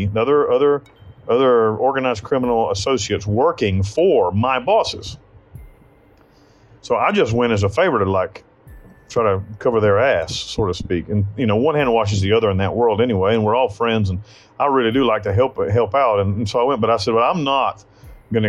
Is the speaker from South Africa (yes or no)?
no; United States; moved away as an adult; now in Costa Rica; I'm a fugitive from the United States